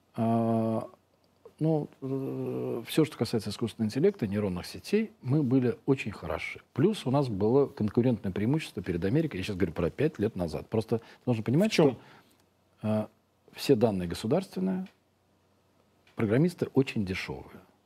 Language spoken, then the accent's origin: Russian; Russia; мы из России